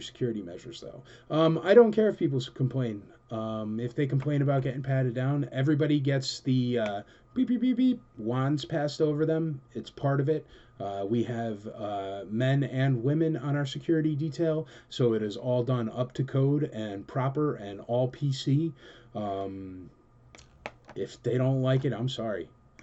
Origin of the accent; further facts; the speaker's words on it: United States; moved away; also born or lived in New York; I'm originally a, you know, Connecticut, New Yorker kind of guy